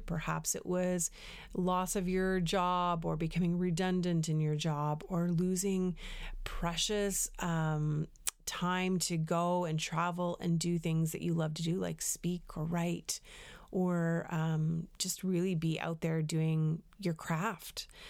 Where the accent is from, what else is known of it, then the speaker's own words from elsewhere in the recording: Canada; moved away as an adult; also born or lived in United States; I'm a Canadian